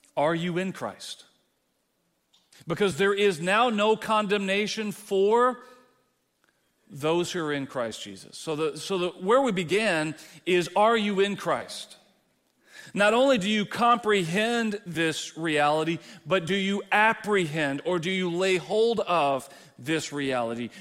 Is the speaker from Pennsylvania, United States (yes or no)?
no; Texas, United States; moved away; as a Texan